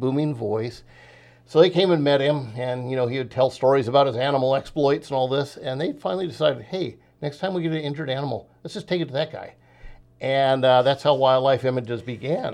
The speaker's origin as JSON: {"language": "English", "town": "Los Angeles", "region": "California", "country": "United States", "tie": "born or raised there", "moved": "yes", "lives_now": "Southern Oregon, United States", "said": "I grew up in the San Fernando Valley of Southern California"}